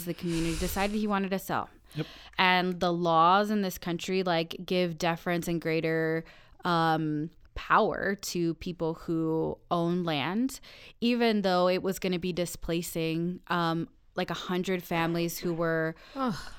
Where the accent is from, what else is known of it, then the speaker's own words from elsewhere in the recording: Aurora, Colorado, United States; we are both from Aurora